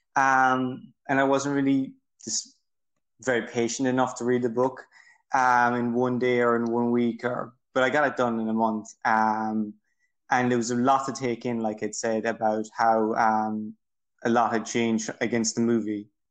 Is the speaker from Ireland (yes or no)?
yes; Ireland; I'm from Ireland.